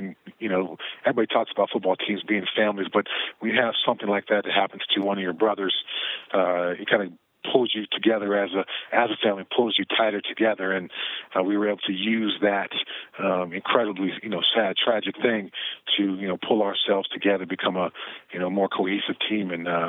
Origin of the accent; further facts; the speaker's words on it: Southern California, United States; moved away as an adult; also born or lived in Colorado, United States; growing up in Southern California